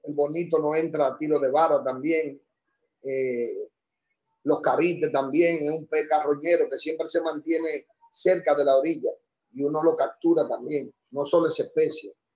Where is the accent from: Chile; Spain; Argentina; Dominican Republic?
Dominican Republic; Santo Domingo, Distrito Nacional; yo nací eh, en San Lázaro. Esa es, viene siendo parte de la ciudad Intramuro, en la, ahí casi esquina Mercedes, en la Polvorín, casi esquina Mercedes. Ahí nací yo.